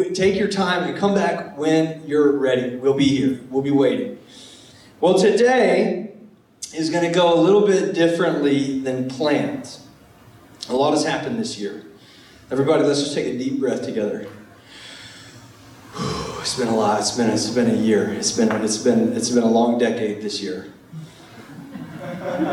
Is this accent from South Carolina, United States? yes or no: yes; Charleston, South Carolina, United States; I was from Charleston, South Carolina